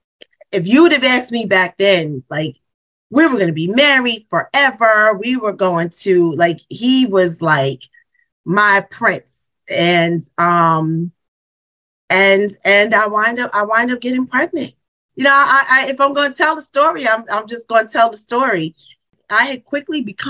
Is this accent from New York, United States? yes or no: yes; Mount Vernon, New York, United States; also born or lived in Bronx, New York; I was born in Mount Vernon, New York